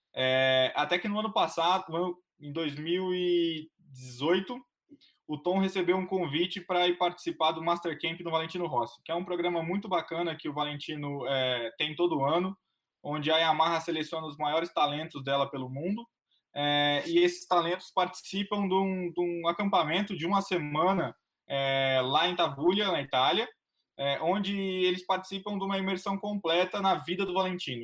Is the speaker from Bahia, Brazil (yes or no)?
no; Londrina, Paraná, Brazil; moved away; also born or lived in São Paulo; Eu tô aqui em Londrina, minha cidade natal, é, cidade da minha família